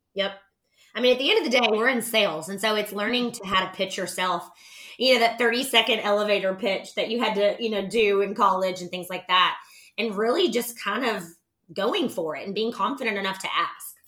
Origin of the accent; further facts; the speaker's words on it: Nashville, Tennessee, United States; also born or lived in Knoxville, Tennessee; I'm from Nashville, Tennessee. I'm actually a native Nashvilleian